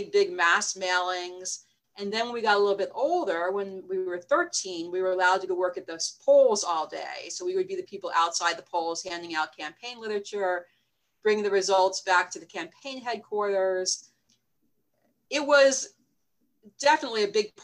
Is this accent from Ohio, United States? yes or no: no; North Wales, Pennsylvania, United States; also born or lived in Pittsburgh, Pennsylvania; I was born in Pittsburgh, Pennsylvania, but I grew up outside Philadelphia, in the suburbs of Philadelphia